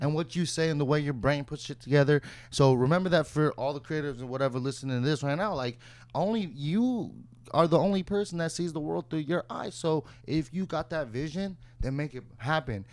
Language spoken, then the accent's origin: English; Santa Clarita, California, United States; I was working at like a boutique in my, my city where I grew up